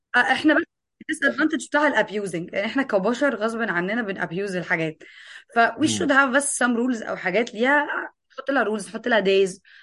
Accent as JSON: {"language": "Arabic", "country": "Egypt", "said": "عندنا في مصر"}